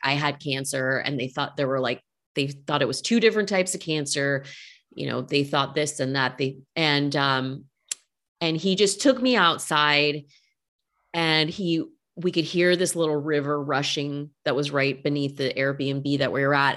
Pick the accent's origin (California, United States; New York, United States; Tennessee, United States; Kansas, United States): California, United States; Northern; now in Los Angeles, United States; I'm from Northern California